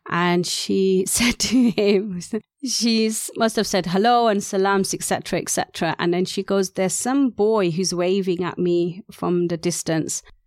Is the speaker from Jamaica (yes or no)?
no; Gloucester, South West England, United Kingdom; first language Urdu; also born or lived in London / Gujarat, India; we had moved down from London where I was initially born. So Gujarati was the main language in the Indian culture of Gloucester.